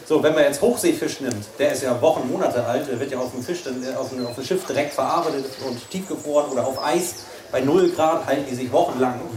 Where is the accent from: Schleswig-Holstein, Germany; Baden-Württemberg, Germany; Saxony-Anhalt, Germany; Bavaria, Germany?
Schleswig-Holstein, Germany; Ich komme aus Schleswig-Holstein und äh, lebe zwischen Elbe und den Meeren, sage ich immer